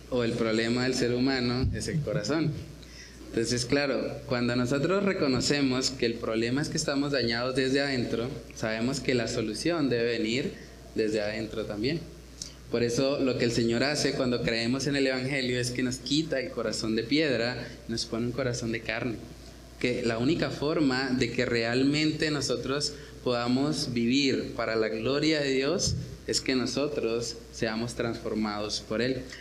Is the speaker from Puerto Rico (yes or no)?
no; Santander, Colombia; porque yo no me la dejo montar porque yo soy santandereano y porque a mí el que me la hace me la paga